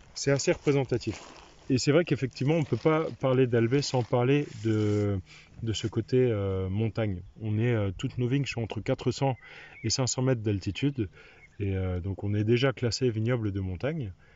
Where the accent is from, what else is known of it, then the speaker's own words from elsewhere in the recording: Reichshofen, Grand Est, France; moved away; Du nord de Strasbourg, à Reichshofen